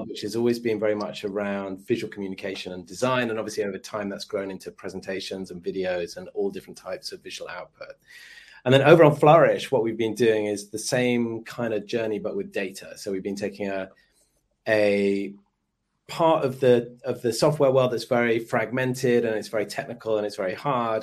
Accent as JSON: {"language": "English", "region": "London", "country": "United Kingdom", "said": "I am from London, but I'm actually dialing in from Sydney"}